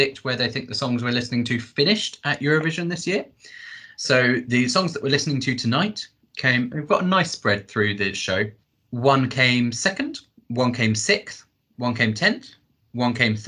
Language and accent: English; United Kingdom; we're British